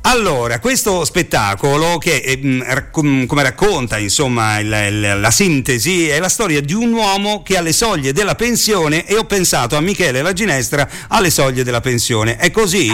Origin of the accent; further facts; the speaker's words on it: Rome, Lazio, Italy; Essendo io romano